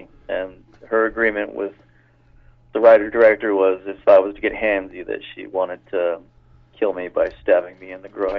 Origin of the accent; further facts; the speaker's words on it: Toronto, Ontario, Canada; moved away as an adult; also born or lived in Los Angeles; now in Vancouver, Canada; Originally, I'm from Toronto.